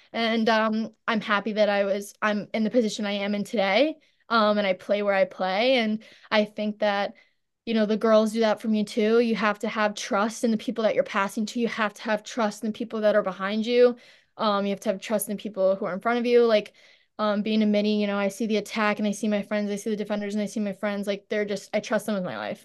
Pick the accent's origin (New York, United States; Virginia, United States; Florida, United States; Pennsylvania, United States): New York, United States; St. James; growing up in Saint James is awesome.